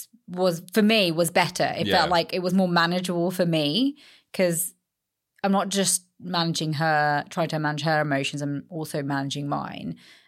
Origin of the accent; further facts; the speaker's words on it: London, United Kingdom; also born or lived in Australia; as an Indian girl brought up in London, gone to Australia, come back with, you know, a white husband, Australian husband.